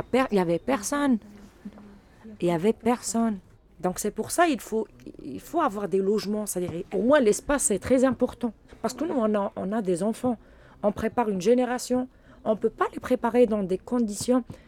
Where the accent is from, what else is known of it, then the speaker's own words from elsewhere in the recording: Algeria; first language Arabic; French is a second language; moved away as an adult; now in France; je viens de l'Algérie et euh, je suis venue en France depuis euh, mai 2016.